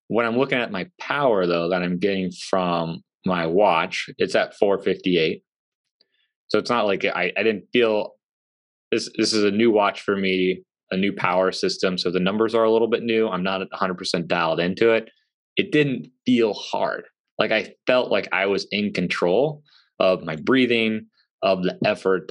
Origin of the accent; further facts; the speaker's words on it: Central Illinois, United States; moved away; It's in my hometown